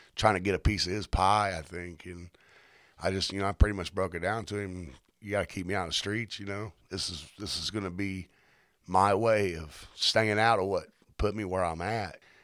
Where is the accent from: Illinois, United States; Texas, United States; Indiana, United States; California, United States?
Indiana, United States; Indianapolis; now in Mooresville, United States; I originally had born and raised in Fountain Square, back when it wasn't such a good spot to live.